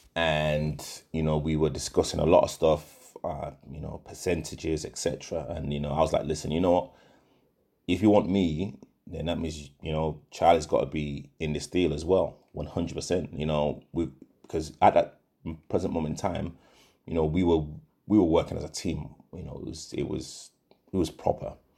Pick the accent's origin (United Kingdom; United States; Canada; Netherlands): United Kingdom; Leeds, Yorkshire and the Humber; moved away as an adult; also born or lived in Nottingham; now in London, United Kingdom; I'm originally from, from Leeds. I was born in Nottingham, but I moved to Leeds when I was about I, I believe, three or four